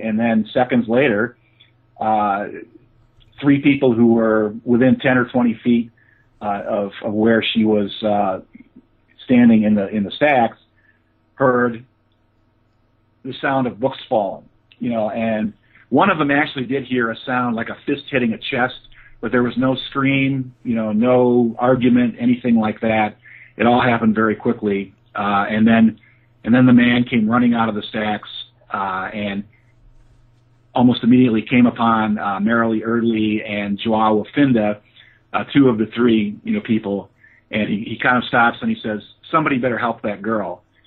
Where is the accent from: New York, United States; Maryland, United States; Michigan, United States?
Michigan, United States; Holland; moved away as an adult; also born or lived in Pennsylvania; I grew up in Holland, Michigan